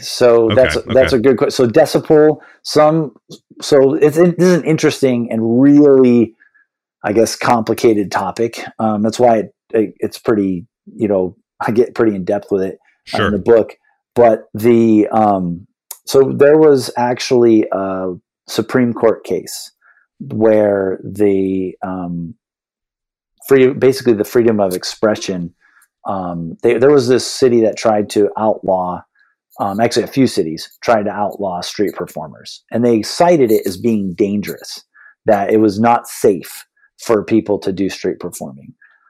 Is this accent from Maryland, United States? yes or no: no; San Diego, California, United States; I grew up in San Diego, California